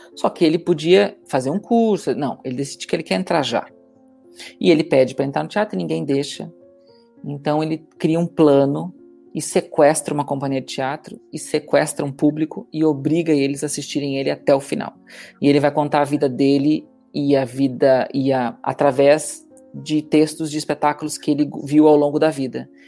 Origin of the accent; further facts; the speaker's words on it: Brazil; moved away as an adult; now in Portugal; comparado com meu, minha terra natal